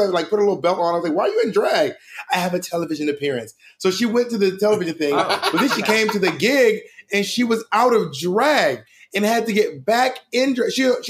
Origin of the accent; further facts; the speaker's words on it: Columbus, Georgia, United States; moved away; also born or lived in Corinth, Mississippi / Phenix City, Alabama; I'm from Columbus, Georgia. I was born in Columbus.